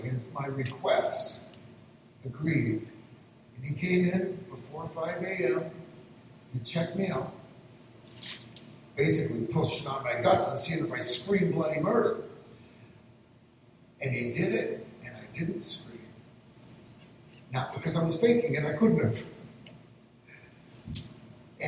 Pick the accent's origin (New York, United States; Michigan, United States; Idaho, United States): Michigan, United States; northern; moved away; the church I'd pretty much grown up in my hometown in northern Michigan